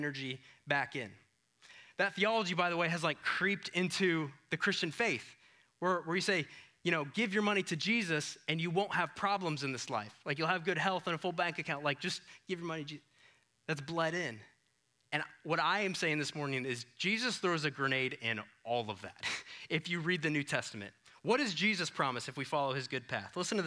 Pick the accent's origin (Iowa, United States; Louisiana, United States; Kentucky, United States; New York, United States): Iowa, United States; moved away; I'm from Iowa.